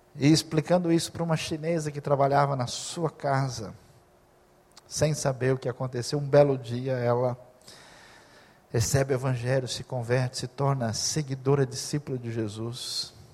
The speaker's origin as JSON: {"language": "Portuguese", "country": "Brazil", "said": "é do Brasil"}